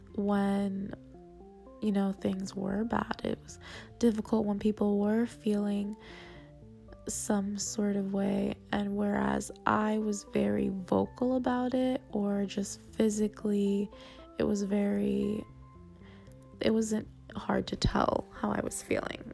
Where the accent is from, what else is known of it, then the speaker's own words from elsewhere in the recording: South Florida, United States; moved away as an adult; I'm from South Florida area